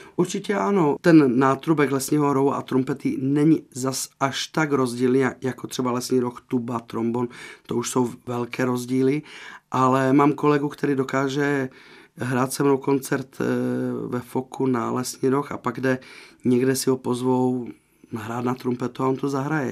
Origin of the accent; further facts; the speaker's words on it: Slovakia; moved away; já jsem ze Slovenska